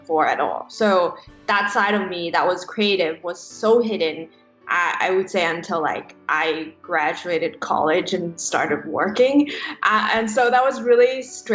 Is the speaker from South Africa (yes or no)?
no; Hong Kong; moved away as an adult; now in United States; I'm from Hong Kong originally, so Chinese parents